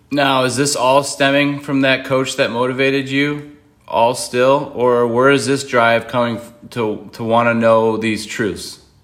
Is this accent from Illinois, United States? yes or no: no; Buffalo, New York, United States; moved away as an adult; now in North Carolina, United States; I'm from Buffalo originally